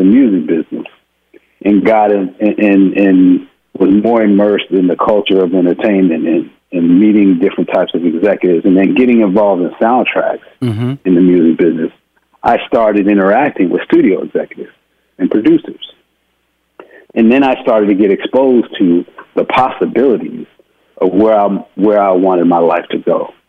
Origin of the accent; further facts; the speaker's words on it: Houston, Texas, United States; I mean, I'm a boy from Houston, Texas.